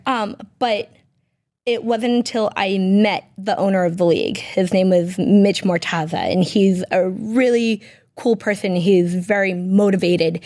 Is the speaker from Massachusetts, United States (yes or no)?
yes; Peabody, Massachusetts, United States; I was born and raised in Peabody, Massachusetts